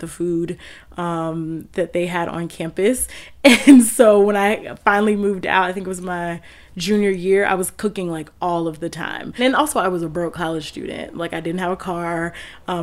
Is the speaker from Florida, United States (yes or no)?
no; Houston, Texas, United States; moved away as an adult; also born or lived in Washington, D.C.; now in Durham, United States; growing up in Houston